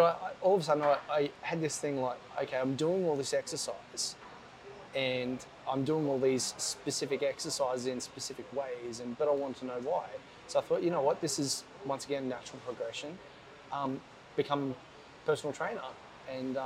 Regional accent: Gold Coast, Queensland, Australia; growing up on the Gold Coast and being surrounded by water

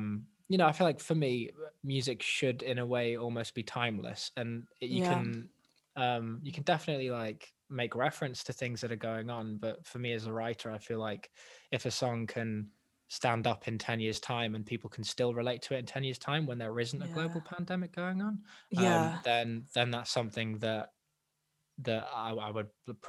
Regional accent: Wales, United Kingdom; accent: English; also born or lived in England; I'm born English, but I've lived in Wales since I was 8, and I'm in my 20s now.

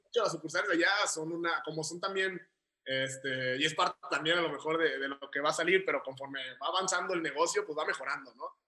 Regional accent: Guadalajara, Jalisco, Mexico; also born or lived in Tijuana; yo he residido aquí toda mi vida, de aquí soy y aquí es donde empecé

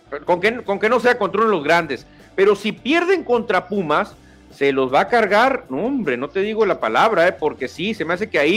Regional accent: Mexico; born there; Sí, aunque tenga el acento, no pasa nada, yo nací en México, todo tranquilo.

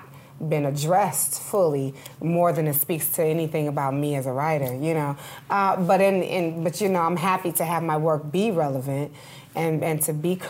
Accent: Detroit, Michigan, United States; my hometown because I'm from Detroit, Michigan.

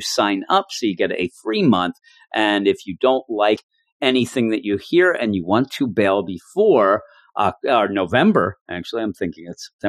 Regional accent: Philadelphia, Pennsylvania, United States; I'm from the city of brotherly love

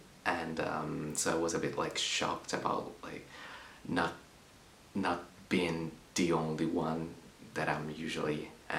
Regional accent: Milan, Lombardy, Italy; English is a second language; now in London, United Kingdom; I'm 24 years old, and I'm from Milan, Italy, and now I'm based in London.

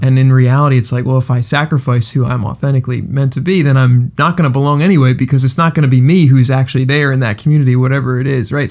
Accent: Coatesville, Pennsylvania, United States; also born or lived in West Chester, Pennsylvania / Tennessee; I'm from Coatesville. I'm from right down the road

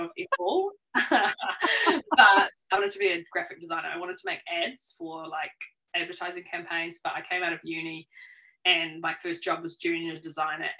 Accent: Rotorua, Bay of Plenty, New Zealand; also born or lived in Auckland; now in Taupō, New Zealand; So I grew up in Rotorua, had a fun kind of cruisy life

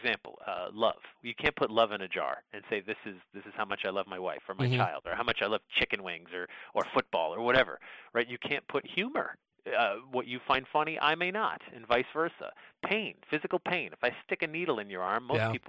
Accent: Sandy Hook, Connecticut, United States; I grew up in Sandy Hook, Connecticut, and that was the town next to Monroe, Connecticut.

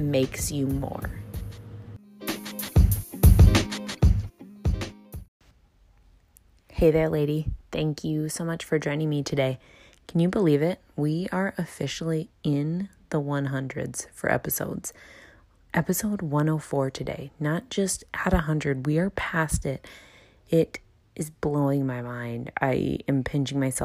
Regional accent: Wisconsin, United States; I'm from, born and raised in Wisconsin

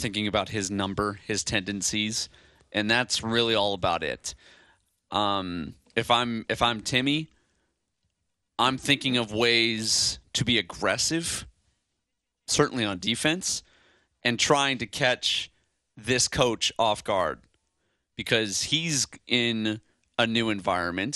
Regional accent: Chicago, Illinois, United States; now in Hawaii, United States; I'm from Chicago

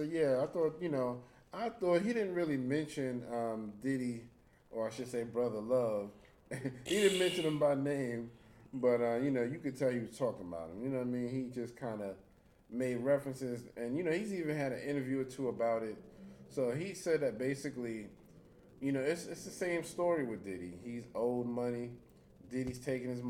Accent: New York City, New York, United States; also born or lived in Harlem; mostly I was raised in the Bronx. So most of my background is the Bronx

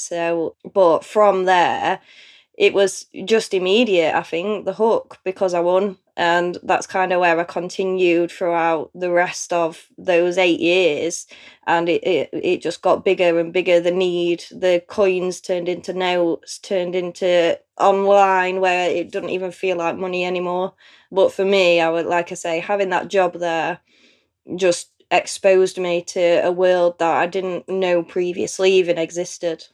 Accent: Chesterfield, East Midlands, United Kingdom; I'm from Chesterfield in Derbyshire. So apparently, we have a very strong accent here.

